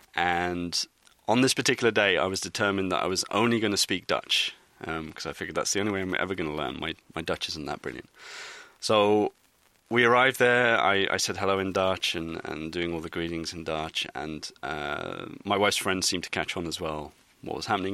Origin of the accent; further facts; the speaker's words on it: England, United Kingdom; moved away as an adult; now in Netherlands; being English